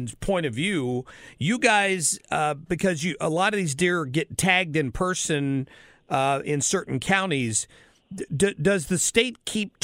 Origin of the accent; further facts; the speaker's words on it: Southern Ohio, United States; I was growing up in Southern Ohio